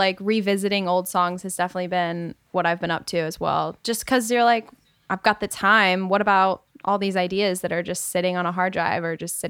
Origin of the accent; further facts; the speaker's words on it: Rhode Island, United States; moved away as an adult; also born or lived in Nashville; now in Los Angeles, United States; No, I'm from Rhode Island originally, born and raised. And then I went to school in Nashville at Belmont. And then I came to LA.